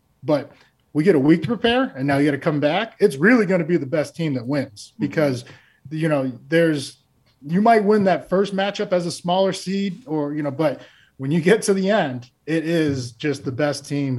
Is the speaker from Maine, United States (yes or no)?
yes; Maine, United States; I came from Maine and we made the playoffs.